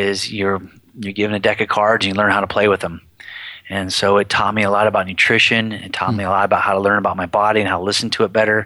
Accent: Humboldt County, California, United States; I come from Humboldt County, which is a 65-degree weather town

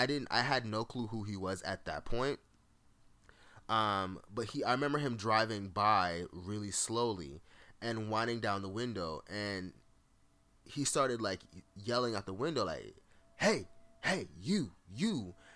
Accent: Fort Lauderdale, Florida, United States; In the neighborhood that I grew up in Fort Lauderdale, shout out to the 954 to 750, you know what I mean? My little 305, all of that.

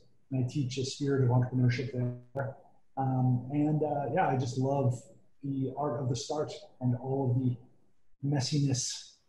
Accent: Boston, Massachusetts, United States; moved away as an adult; also born or lived in Los Angeles / Europe / Cambridge / Hong Kong; now in China; I grew up in Boston, studied at USC in Los Angeles, and then spent 5 years in Europe, studied at Cambridge University, got my MBA there.

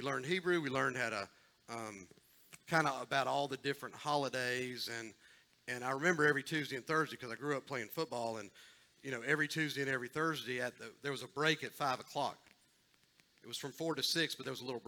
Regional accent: Columbus, Georgia, United States; I grew up in Columbus, but in a pretty religious Jewish home

